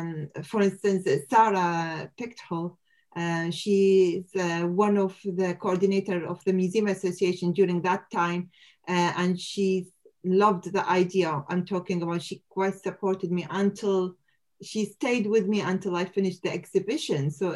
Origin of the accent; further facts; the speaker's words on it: Iraq; moved away as an adult; now in United Kingdom; we lived our childhood with the war, but at least with our family and in our country